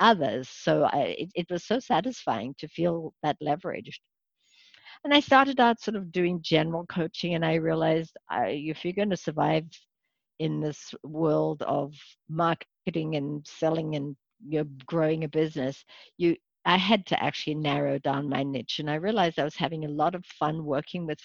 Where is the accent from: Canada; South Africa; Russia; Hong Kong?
South Africa; moved away as an adult; also born or lived in Santa Monica, California; now in United States; I probably wasn't born in this country. In fact, I was. I was born in South Africa, came here as a young physician